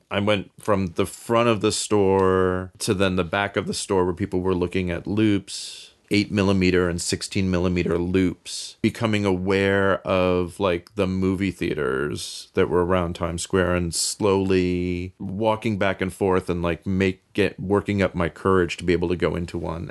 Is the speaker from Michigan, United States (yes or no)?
no; New York City, New York, United States; moved away; also born or lived in Bay Area, California; I grew up in New York City, on the Upper West Side